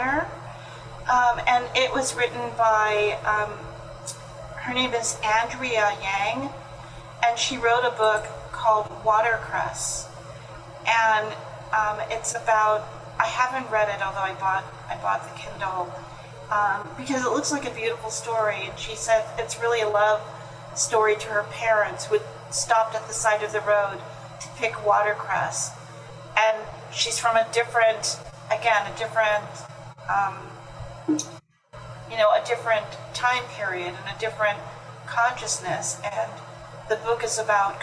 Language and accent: English; California, United States; I grew up in California